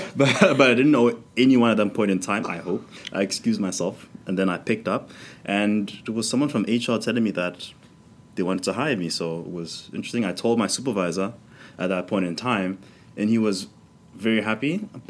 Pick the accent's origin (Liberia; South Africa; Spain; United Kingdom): South Africa; moved away as an adult; now in Amsterdam, Netherlands; I'm from South Africa.